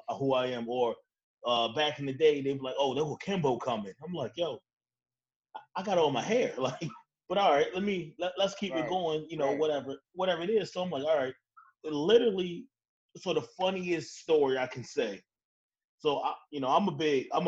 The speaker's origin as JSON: {"language": "English", "town": "Baltimore", "region": "Maryland", "country": "United States", "said": "I'm from Baltimore"}